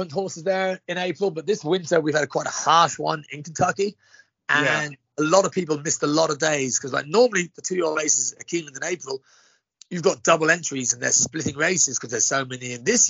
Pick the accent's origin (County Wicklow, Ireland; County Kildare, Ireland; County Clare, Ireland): County Kildare, Ireland; now in United States; County Kildare. My father was a champion jockey in Ireland back in 66.